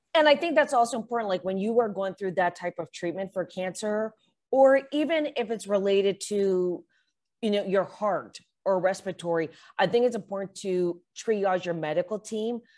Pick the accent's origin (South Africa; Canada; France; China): Canada; I'm Canadian